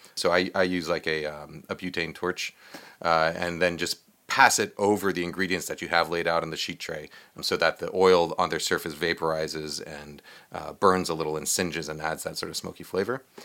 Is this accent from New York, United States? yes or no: yes; New York, United States; I grew up in New York